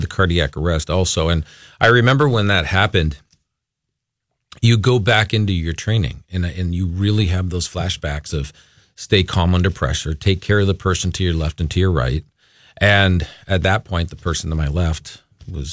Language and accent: English; Los Angeles, California, United States; moved away as an adult; also born or lived in Agoura Hills, California; now in Minnesota, United States; we're originally from the Los Angeles area. So we lived in Agoura